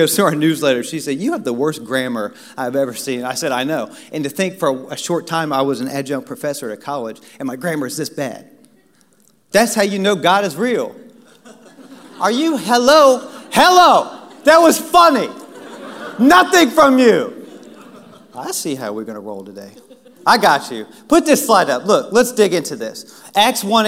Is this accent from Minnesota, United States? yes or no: no; Washington, District of Columbia, United States; I grew up in Washington, D.C.